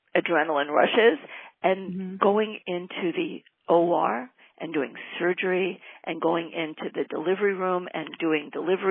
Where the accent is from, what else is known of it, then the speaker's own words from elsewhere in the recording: Great Neck, New York, United States; now in Southern California, United States; I grew up in Great Neck, that's on Long Island in New York